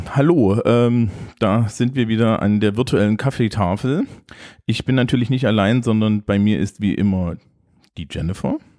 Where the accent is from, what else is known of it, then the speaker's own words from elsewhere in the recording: East Germany, Germany; ich bin aus dem Osten.